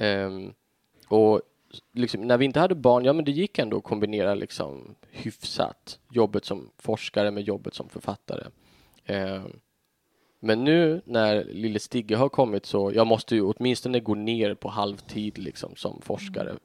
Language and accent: Swedish; Tofta, Sweden; jag växte upp liksom i Tofta